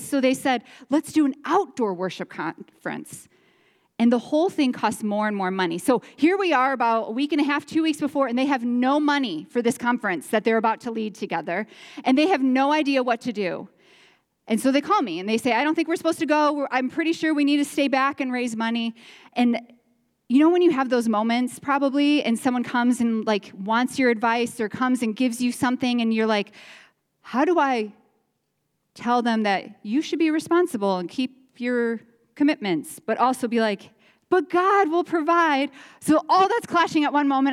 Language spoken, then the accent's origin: English; Chicago, Illinois, United States; moved away as an adult; now in Iowa, United States; We're from the Chicagoland area. We moved to this area into Iowa about twelve years ago